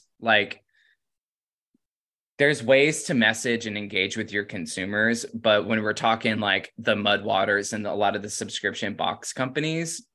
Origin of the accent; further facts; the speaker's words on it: Florida, United States; moved away as an adult; also born or lived in Oregon; I'm from Florida